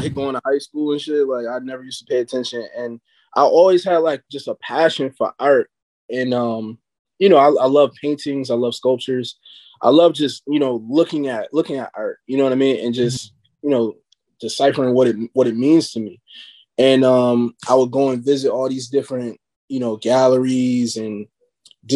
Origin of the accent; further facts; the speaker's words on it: Buffalo, New York, United States; I'm from the East Side.